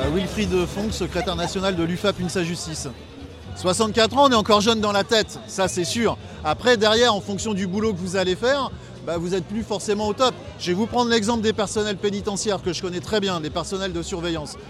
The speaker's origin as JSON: {"language": "French", "country": "United States", "second_language": "French", "moved": "yes", "lives_now": "France", "said": "je suis étranger"}